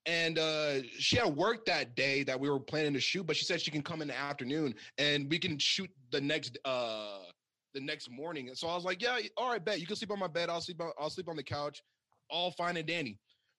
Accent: Oklahoma, United States; born there; also born or lived in Georgia / Texas / Maine / Virginia; now in Washington, United States; I was born in Oklahoma, in Oklahoma. Then I moved to Washington. Then I moved to Georgia, then Texas, to Maine, then to Oklahoma, to Virginia, to Hawaii, where I graduated high school from, back to Virginia.

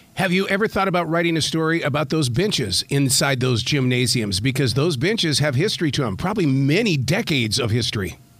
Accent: Billings, Montana, United States; growing up in Billings, Montana, playing uh, high school basketball

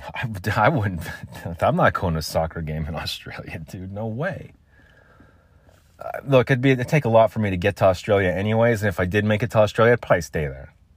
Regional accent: United States; I'm American. We call it soccer here.

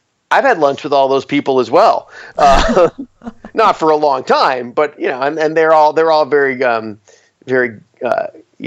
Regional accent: Arizona, United States; moved away as an adult; now in Texas, United States; I grew up in Arizona

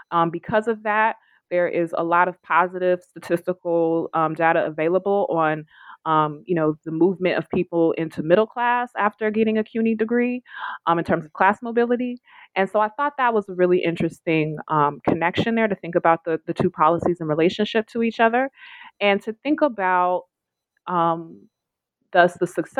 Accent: California, United States; I grew up in California. I was a young person when Proposition 209 was passed.

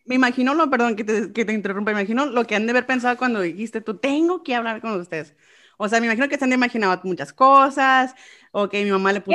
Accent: Arizona, United States; yo soy de aquí de Arizona

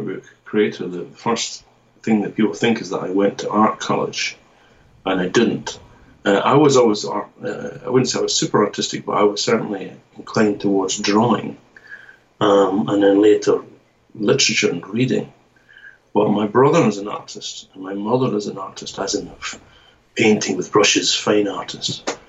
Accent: Scotland, United Kingdom; now in Japan; But I'm from the Scottish part of it. And but I'm here in Japan now, so I kind of move between the UK and Japan.

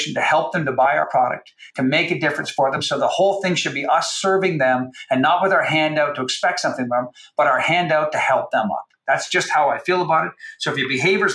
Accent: Canada; I'm from Canada

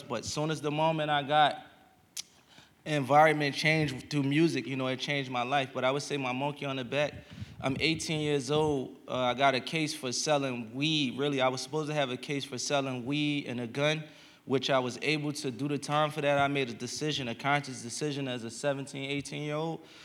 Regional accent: Philadelphia, Pennsylvania, United States; a young kid from Philadelphia

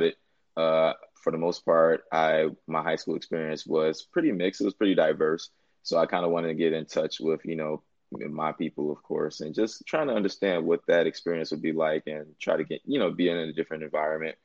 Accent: Chicago, Illinois, United States; moved away as an adult; I'm from Chicago, Illinois. And like you said, pretty much my origin story from Chicago

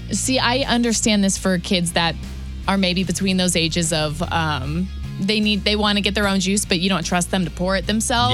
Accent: Waterloo, Illinois, United States; born or raised there; also born or lived in South County

